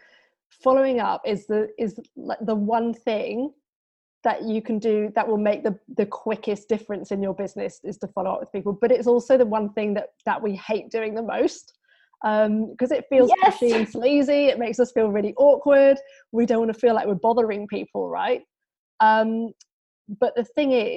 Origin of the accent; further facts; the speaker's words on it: United Kingdom; moved away as an adult; now in Brisbane, Australia; obviously I'm British. So I came over from the UK in July 2017. We moved over to Brisbane